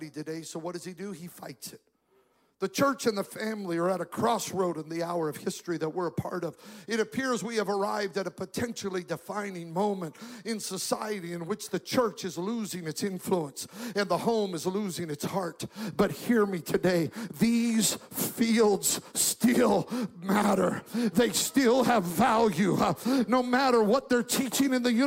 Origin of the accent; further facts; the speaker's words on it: Magic Valley, southern Idaho, United States; I grew up in the Magic Valley of southern Idaho